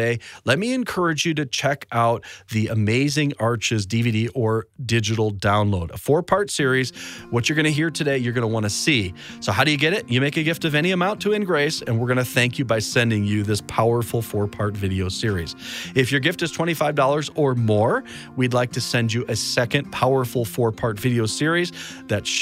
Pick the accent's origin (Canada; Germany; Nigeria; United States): United States; Chicago, Illinois; my hometown of Chicago